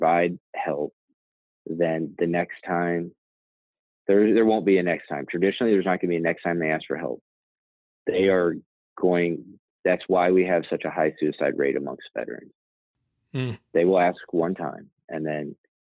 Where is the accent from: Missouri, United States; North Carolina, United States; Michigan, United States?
Missouri, United States; Branson; also born or lived in Alaska; I grew up in, I graduated high school in Branson, Missouri.